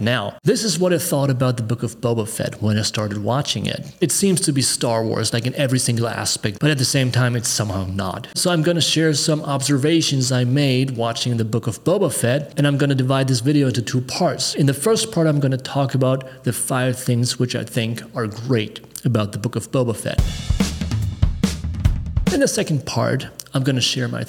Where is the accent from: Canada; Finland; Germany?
Germany; Growing up in Germany during the 1980s